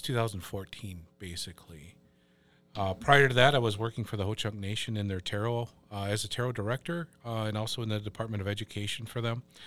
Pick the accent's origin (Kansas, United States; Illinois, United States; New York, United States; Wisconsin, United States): Wisconsin, United States; Wisconsin Rapids; also born or lived in Black River Falls; And we're from Black River Falls, but I grew up a little bit east of there in Wisconsin Rapids.